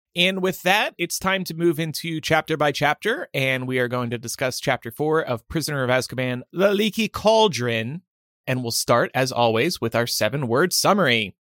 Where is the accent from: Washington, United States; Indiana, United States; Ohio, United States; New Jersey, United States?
New Jersey, United States; I was growing up in South Jersey